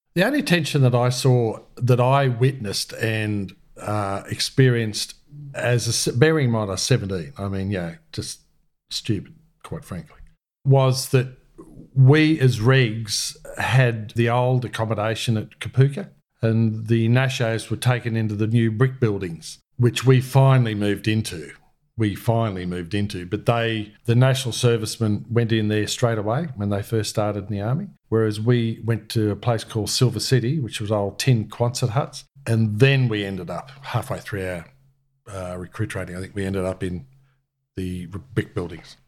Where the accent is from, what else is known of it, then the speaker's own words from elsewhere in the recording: country New South Wales, Australia; also born or lived in Brewarrina / Mooloolah / Cobar / Wellington; now in Canberra, Australia; I was born in Bewarrina. My dad was a New South Wales police officer, so I was born in Bewarrina in nineteen fifty and my sister was born at Burke in nineteen forty-eight. So we spent a lot of time in country New South Wales.